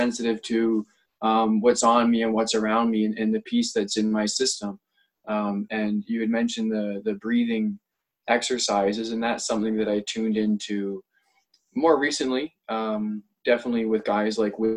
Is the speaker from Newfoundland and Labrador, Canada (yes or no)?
no; Ontario, Canada; now in White Rock, Canada; I grew up in Ontario, in somewhat of a rural community